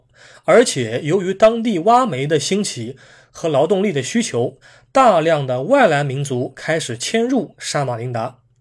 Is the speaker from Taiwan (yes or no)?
no; China; 我们中国人平时经常喜欢说